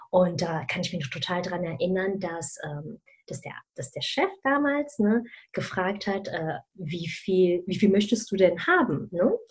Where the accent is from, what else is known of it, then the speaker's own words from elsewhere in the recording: Germany; weil ich ja zwischen mehreren Kulturen aufgewachsen bin, ursprünglich aus Malaysia komme, aber in Deutschland geboren und aufgewachsen bin.